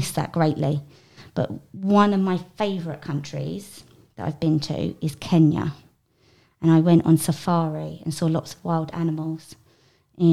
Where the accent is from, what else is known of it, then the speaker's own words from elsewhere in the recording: South East England, United Kingdom; moved away; I am from England, and I live in a place called Kent in England.